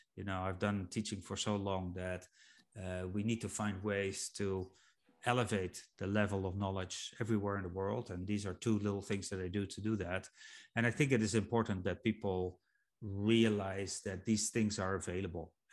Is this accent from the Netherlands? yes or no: yes; Netherlands; I'm from Holland